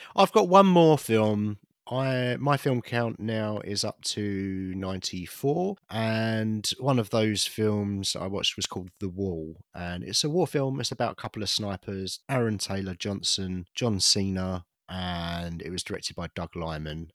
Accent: United Kingdom; I'm British.

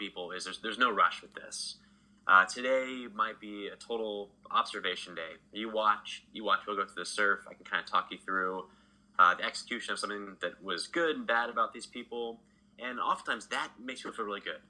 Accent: Texas, United States; I grew up in Texas

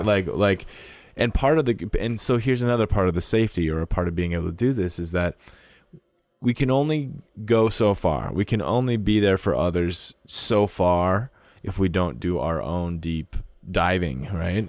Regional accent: North Dakota, Minnesota, Midwest, United States; now in Montana, United States; I grew up in North Dakota in Minnesota in the Midwest

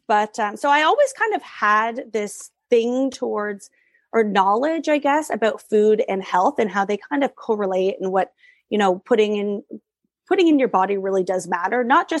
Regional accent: Germany; I grew up in Europe, spent a lot of time as a kid in Europe. So my kind of food landscape was very vast and very close by. I grew up in Germany.

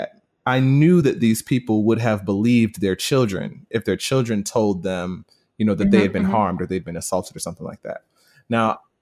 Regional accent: the South, United States; I grew up in the South in a white evangelical context

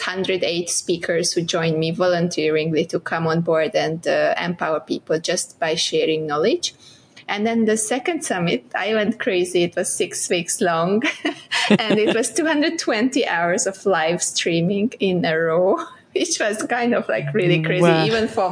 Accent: southeast Hungary, Hungary; moved away as an adult; now in Malaysia; I'm from Hungary, Budapest was the capital, but I'm from southeast of Hungary

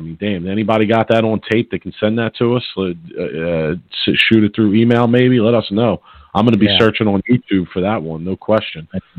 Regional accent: Philadelphia, Pennsylvania, United States; I grew up in Philly. I rep Philly.

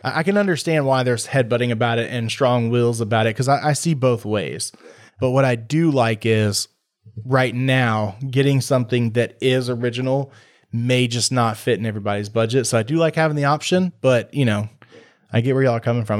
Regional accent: Waller, Texas, United States; now in Tomball, United States; I grew up in Waller

